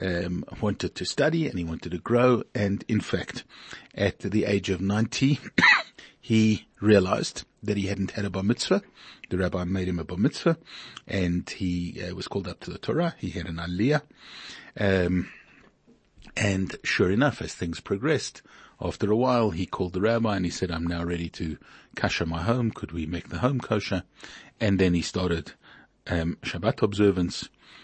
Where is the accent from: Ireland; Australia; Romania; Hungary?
Hungary; also born or lived in Beersheba, Israel; I was born in 1927 in Hungary. I'm a Hungarian Jew. And in 1944, we were deported by the Germans, by the Nazis.